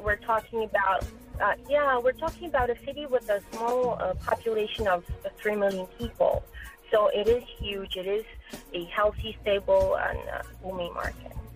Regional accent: Brazil; moved away as an adult; I'm originally from Brazil, uh, born and grown in Brazil.

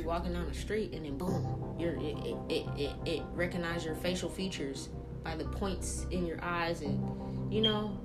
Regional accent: New Orleans, Louisiana, United States; moved away; I'm from New Orleans. My entire family on both mom and dad's side is from New Orleans

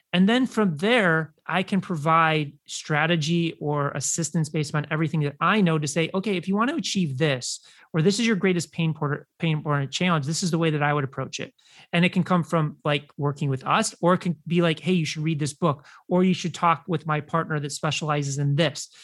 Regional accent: Chicago, Illinois, United States; i grew up in chicago

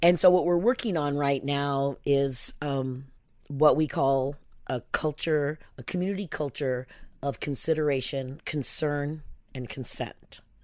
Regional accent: Pacific Northwest, United States; I was born in 1962 in the Pacific Northwest.

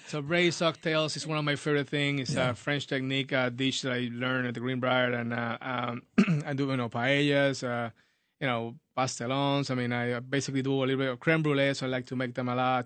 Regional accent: Puerto Rico; now in United States; I'm born and raised in Puerto Rico. Moved to the United States uh, a while ago

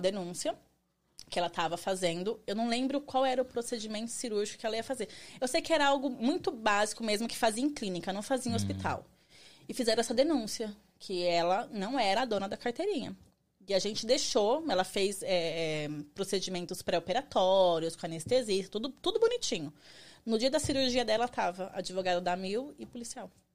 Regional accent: Barueri, São Paulo, Brazil; moved away as an adult; now in United States; eu sou de São Paulo, Barueri, Zona Oeste

